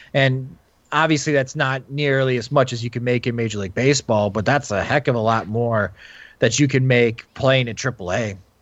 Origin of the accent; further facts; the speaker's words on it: Wisconsin, United States; I grew up in Wisconsin